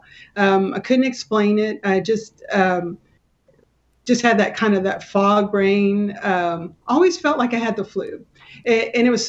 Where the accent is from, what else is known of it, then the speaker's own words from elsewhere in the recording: Kingsville, Texas, United States; moved away as an adult; now in McKinney, United States; I grew up in South Texas down by Corpus Christi, Kingsville